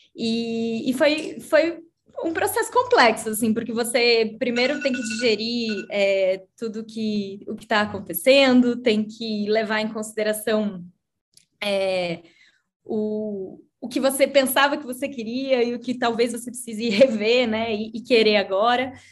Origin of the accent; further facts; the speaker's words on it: Curitiba, Paraná, Brazil; sou de Curitiba, é, eu tenho 33 anos também.